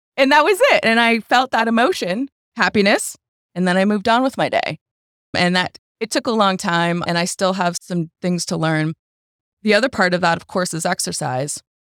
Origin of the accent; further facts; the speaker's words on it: Boston, Massachusetts, United States; moved away as an adult; I am a transplant from Boston